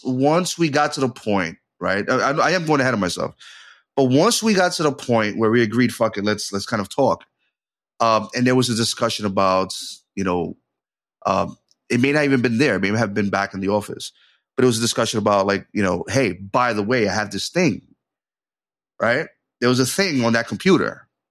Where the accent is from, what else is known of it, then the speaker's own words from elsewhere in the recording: New York City, New York, United States; I was from New York City